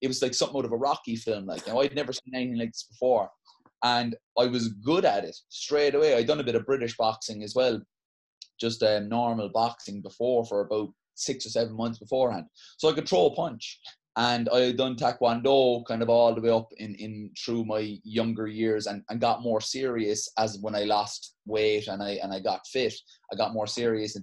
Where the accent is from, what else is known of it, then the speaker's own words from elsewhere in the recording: Cork, Munster, Ireland; also born or lived in Glanmire; I'm originally from Mayfield before we came down to Glanmire, and I went there because it was close where I was going to school. I was going to school in Christians in town.